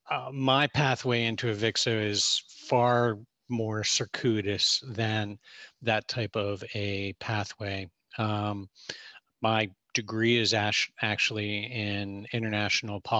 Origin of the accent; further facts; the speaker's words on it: Pittsburgh, Pennsylvania, United States; Well, I was born in Pittsburgh in the 60s.